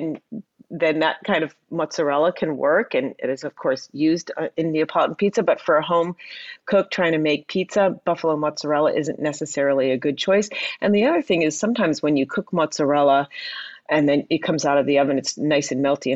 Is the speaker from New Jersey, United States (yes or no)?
yes; Princeton, New Jersey, United States; I grew up outside of Princeton, New Jersey.